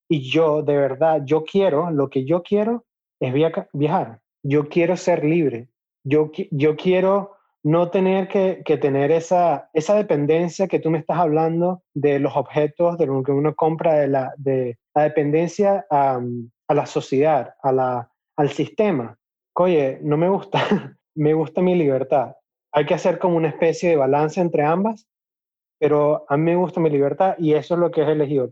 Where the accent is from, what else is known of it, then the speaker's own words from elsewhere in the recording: Venezuela; moved away; also born or lived in Chicago / Utah; ya yo no vivo en Venezuela, ya yo no puedo llamar Venezuela mi casa